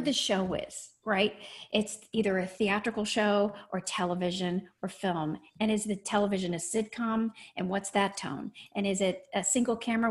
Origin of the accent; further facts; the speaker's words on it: Lexington, Kentucky, United States; I am from Kentucky originally. I grew up in Lexington, Kentucky